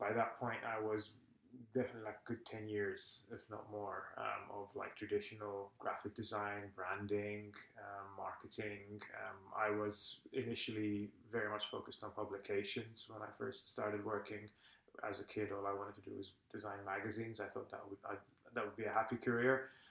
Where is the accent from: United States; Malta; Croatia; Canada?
Malta; English is a second language; now in Estonia; I'm originally from Malta, which, just in case, because not everybody knows, it's a small island. I think it's the southernmost part of Europe. It's just below Sicily.